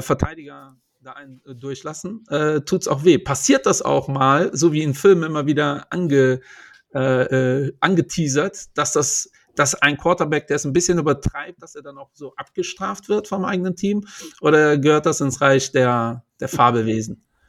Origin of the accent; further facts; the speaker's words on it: Portugal; Ich bin Portugiese